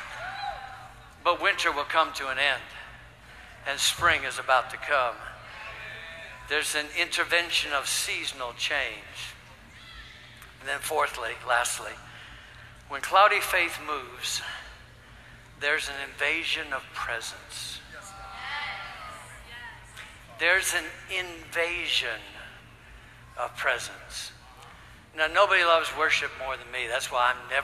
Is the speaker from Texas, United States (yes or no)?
no; Ohio, United States; also born or lived in Michigan; now in Tulsa, United States; I was raised in Ohio, born in Michigan, raised in Ohio